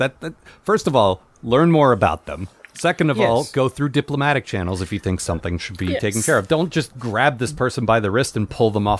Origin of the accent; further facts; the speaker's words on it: United States; as an American who's never left this continent